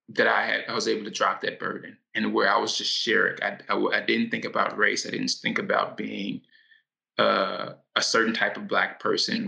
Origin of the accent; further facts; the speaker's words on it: Louisville, Kentucky, United States; moved away; also born or lived in Los Angeles; Kentucky. That's that's where I was raised